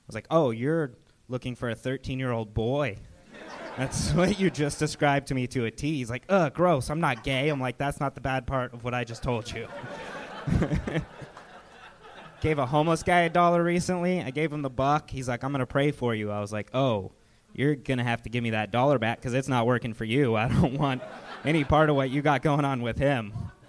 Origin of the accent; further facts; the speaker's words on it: Agoura Hills, California, United States; also born or lived in Phoenix; now in Los Angeles, United States; I'm from Agoura Hills and then lived in Phoenix and now I'm back in LA.